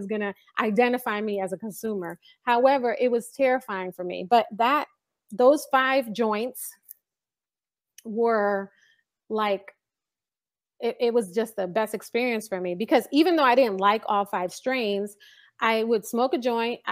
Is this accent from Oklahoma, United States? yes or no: no; New York City, New York, United States; now in California, United States; I grew up in the Bronx